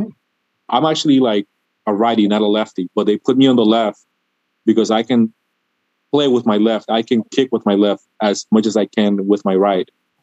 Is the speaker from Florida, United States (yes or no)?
yes; Miami, Florida, United States; I'm from Miami. I grew up here since I was 10 years old